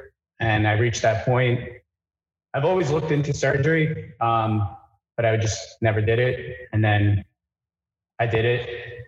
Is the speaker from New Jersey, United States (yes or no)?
yes; New Jersey, United States; I'm from New Jersey as well.